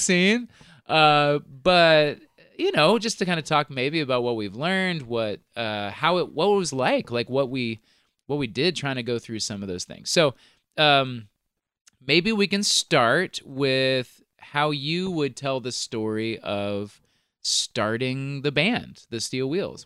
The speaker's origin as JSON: {"language": "English", "region": "Kansas", "country": "United States", "tie": "born or raised there", "also_born_or_lived": "Virginia", "moved": "yes", "said": "I grew up in Kansas."}